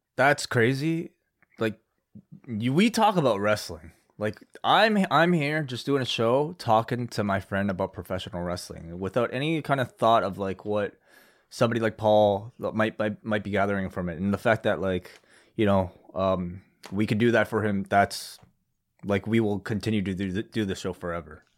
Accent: Canada; the country that I'm from

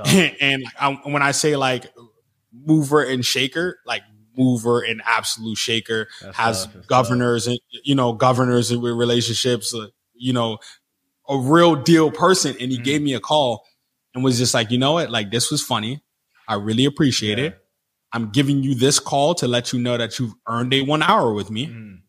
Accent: Jamaica; born there; Like I was born in Jamaica.

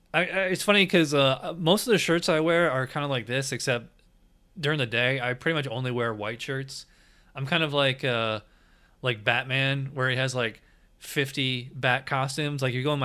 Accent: Schenectady, New York, United States; now in Florida, United States; I'm originally from upstate New York. I'm originally from Schenectady.

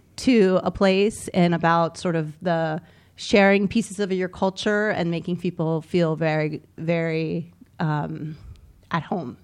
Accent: Millersville, Maryland, United States; moved away as an adult; I'm from, um, Millersville, Maryland

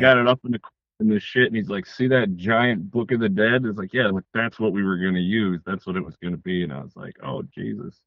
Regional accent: Detroit, Michigan, United States; I'm from Detroit, Michigan, and uh, I make films.

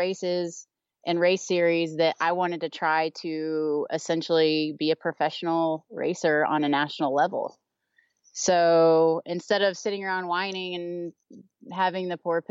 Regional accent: Texas, United States; now in Eden, Utah, United States; I'm originally from Texas

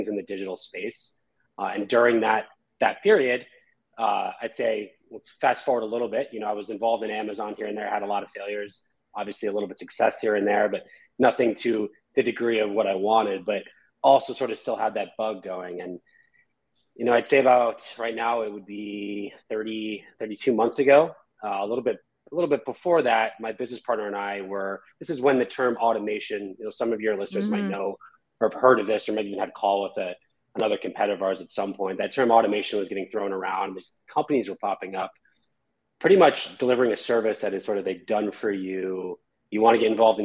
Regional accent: the Catskills, upstate New York, United States; moved away as an adult; now in Los Angeles, United States; So I'm from the Catskills in a small town in New York. Moved out to LA about 12 years ago.

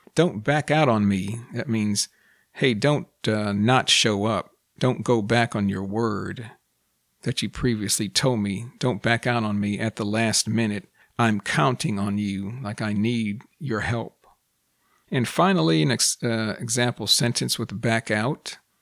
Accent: United States; first language English; I am also a native English speaker born and raised in the United States

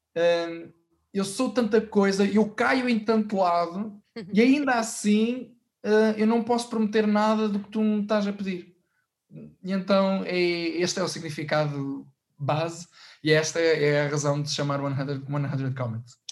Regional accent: Portugal; a Orquestra de Sopros da, da Banda Farmónica Ilhense que é da minha terra

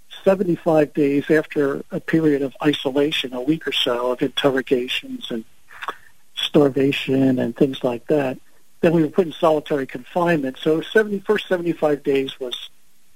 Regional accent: Philadelphia, Pennsylvania, United States; I'm an Italian from South Philly

